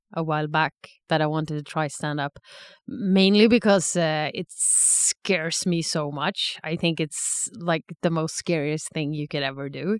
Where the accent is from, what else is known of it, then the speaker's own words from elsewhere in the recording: Sweden; moved away as an adult; also born or lived in Stockholm / Lucerne, Switzerland; now in Zurich, Switzerland; I'm originally from Sweden